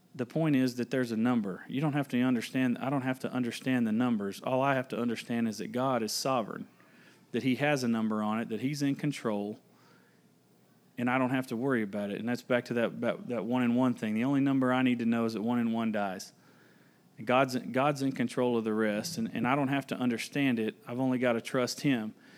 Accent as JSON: {"language": "English", "town": "Kingsland", "region": "Texas", "country": "United States", "said": "I hail all the way from Kingsland, Texas"}